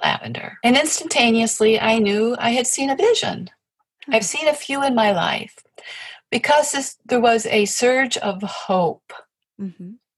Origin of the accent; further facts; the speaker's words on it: Appalachia, United States; now in Michigan, United States; I come from Appalachia, I come from farm people